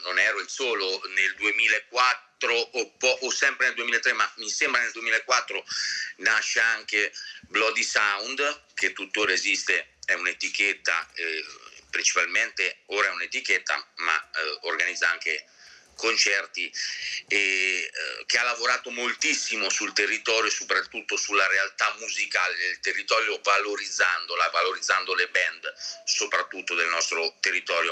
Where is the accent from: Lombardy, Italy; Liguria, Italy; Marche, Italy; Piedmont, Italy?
Marche, Italy; Ancona; tutta la mia vita nelle, nelle Marche